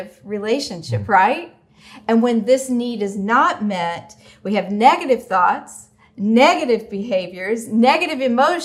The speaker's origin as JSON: {"language": "English", "town": "Oklahoma City", "region": "Oklahoma", "country": "United States", "tie": "born or raised there", "said": "When I was a teenager growing up in Oklahoma City"}